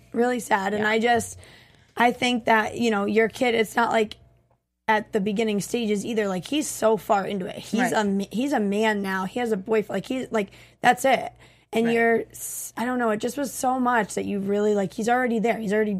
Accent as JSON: {"language": "English", "region": "Connecticut", "country": "United States"}